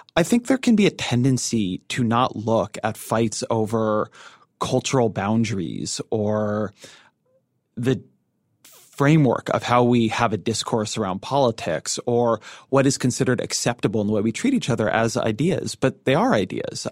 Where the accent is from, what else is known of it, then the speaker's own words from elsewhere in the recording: Orange County, California, United States; moved away; running in my hometown house district, uh, where I grew up